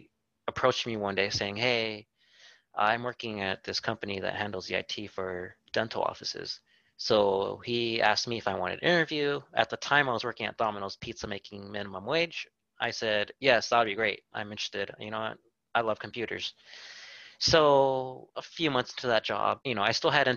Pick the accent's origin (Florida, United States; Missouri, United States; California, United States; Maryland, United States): California, United States; Whittier; I grew up here in Whittier and still currently live here